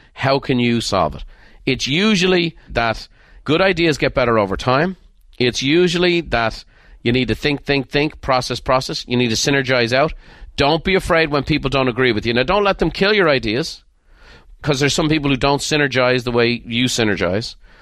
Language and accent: English; Ireland; moved away; Being Irish